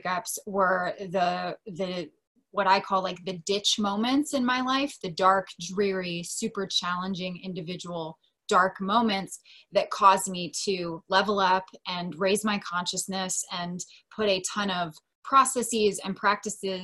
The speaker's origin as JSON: {"language": "English", "region": "Delaware", "country": "United States", "tie": "born or raised there", "moved": "as an adult", "lives_now": "San Diego, United States", "said": "my hometown, which is Delaware. I live in San Diego. I've been there for 13 years now."}